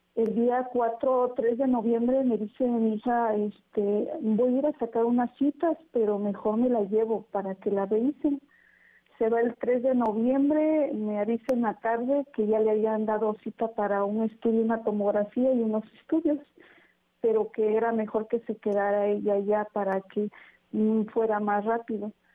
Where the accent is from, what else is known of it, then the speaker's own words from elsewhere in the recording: Huajuapan de León, Oaxaca, Mexico; nosotros somos originarios de Guajuapan de León